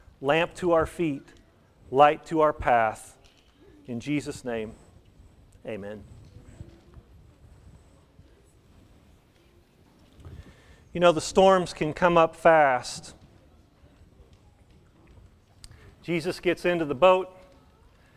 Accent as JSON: {"language": "English", "town": "Wichita Falls", "region": "Texas", "country": "United States", "tie": "born or raised there", "moved": "yes", "said": "I grew up in Wichita Falls, up around Wichita Falls"}